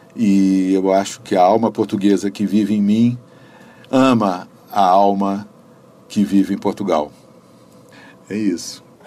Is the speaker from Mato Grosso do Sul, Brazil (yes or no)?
no; Brasília, Federal District, Brazil; also born or lived in Rio de Janeiro; E ambos viemos para Brasília crianças, ela com um ano, eu com cinco anos. Vivemos aqui as nossas vidas inteiras